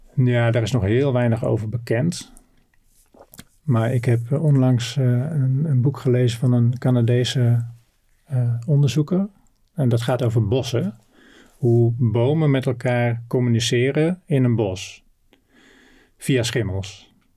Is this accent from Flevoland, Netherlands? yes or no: yes; Noordoostpolder, Flevoland, Netherlands; also born or lived in North Brabant / Groningen; geboren in Brabant. En toen ik vijf was, eh, met mijn ouders naar eh, Flevoland, naar de Noordoostpolder verhuisd. Daar konden mijn ouders een, eh, een heel mooi, modern bedrijf pachten